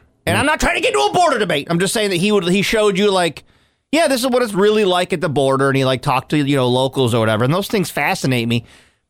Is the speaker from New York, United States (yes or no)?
yes; Oswego County, New York, United States; Growing up in Oswego County